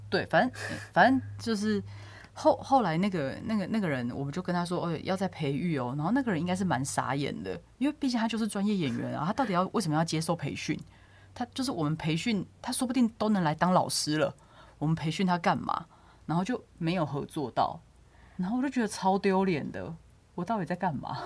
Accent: southern Taiwan, Taiwan; moved away as an adult; now in Taipei, Taiwan; 我在台北工作，那基本上我非常非常少会南部

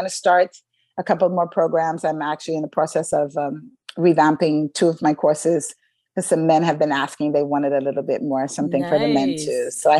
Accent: New York, United States; I had some friends that were in 9/11, because I grew up in New York.

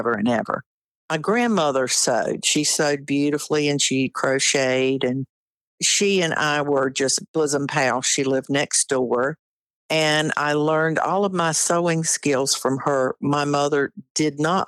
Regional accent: Wayne County, North Carolina, United States; I grew up in Wayne County, North Carolina, on a tobacco farm

